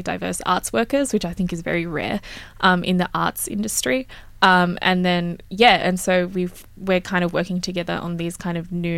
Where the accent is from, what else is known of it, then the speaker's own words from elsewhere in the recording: Sydney, New South Wales, Australia; growing up in Mount Druitt, I grew up around a lot of culturally and linguistically diverse young people